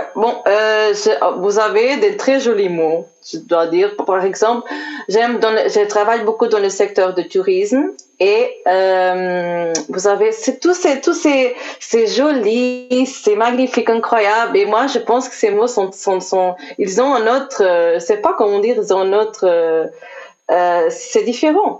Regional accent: Portugal; French is a second language; also born or lived in Switzerland; je suis retournée au Portugal quand j'étais très, très, très jeune.

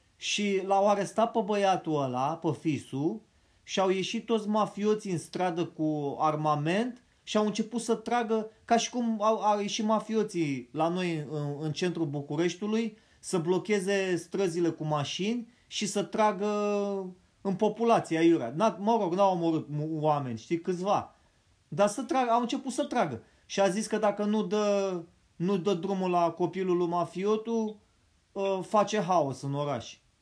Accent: Romania

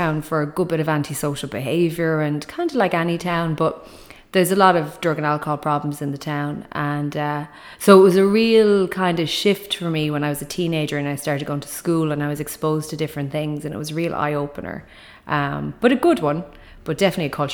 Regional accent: Tipperary, Munster, Ireland; moved away; I'm from Tipperary. And I'm from a really rural place in Tipperary, but the nearest town to me growing up that I went to school

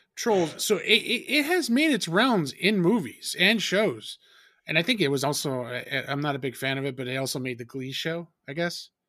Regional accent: New Jersey, United States; we're two from Jersey

